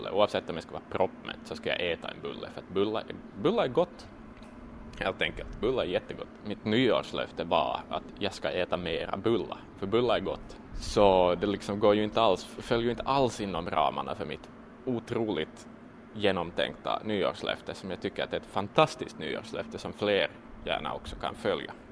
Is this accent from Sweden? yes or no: no; Ostrobothnia, Finland; jag är född och uppvuxen i Österbotten, man gillar bulla.